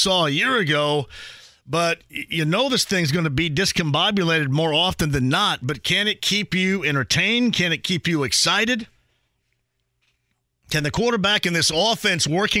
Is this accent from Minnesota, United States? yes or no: no; Owensburg, Indiana, United States; I don't even know if they have it anymore in my hometown. There was a Founders Day, right? So we have a Founders Day, and they have a parade and a lot of, you know, food, homemade food, and they had concerts on the back of a trailer in the middle of town, and we're talking about a town the size of 200, 250, whatever. Owensburg.